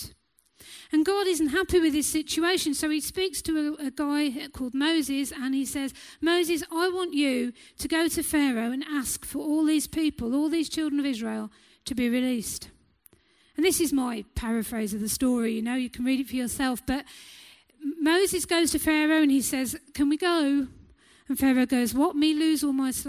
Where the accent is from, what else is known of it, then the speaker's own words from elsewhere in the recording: England, United Kingdom; us as English people